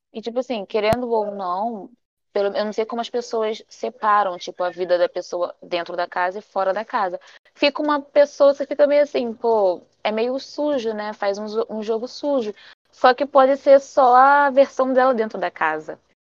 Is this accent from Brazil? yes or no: yes; Rio de Janeiro, Brazil; also born or lived in Maranhão; Eu sou uma carioca falsa, já admito aqui, né? Porque, na verdade, eu sou maranhense, mas fui criada no Rio de Janeiro